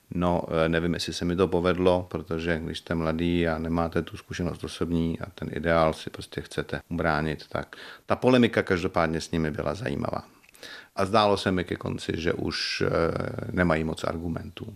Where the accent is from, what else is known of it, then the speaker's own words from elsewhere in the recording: České Budějovice, South Bohemian Region, Czechia; moved away; also born or lived in Prague; Já jsem se tam narodil v porodnici